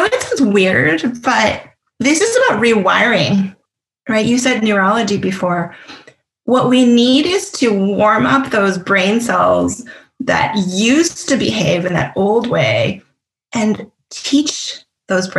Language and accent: English; Canada; I'm Canadian